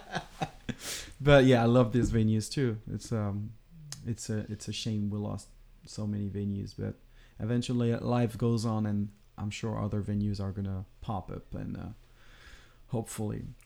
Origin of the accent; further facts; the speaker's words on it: France; moved away as an adult; now in Los Angeles, United States; we came from France